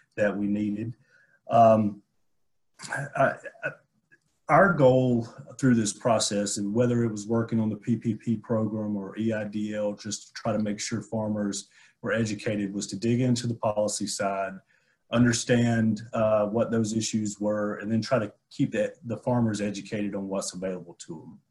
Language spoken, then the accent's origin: English; Abbeville, Georgia, United States; my hometown of, in in Abbeville, uh, where I grew up cropping tobacco